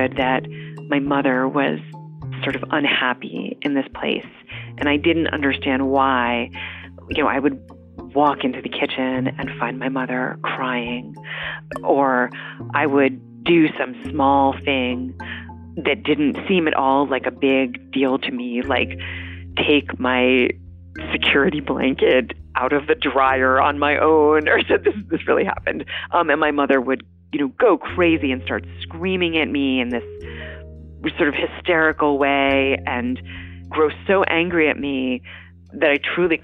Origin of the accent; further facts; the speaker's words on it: Nyack, New York, United States; now in Cambridge, United States; I was born in the Hudson River Valley in a town that a lot of people know. It's sort of a popular town outside the city called Nyack.